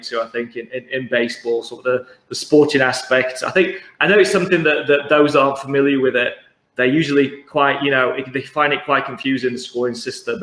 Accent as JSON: {"language": "English", "region": "London", "country": "United Kingdom", "said": "we're from London."}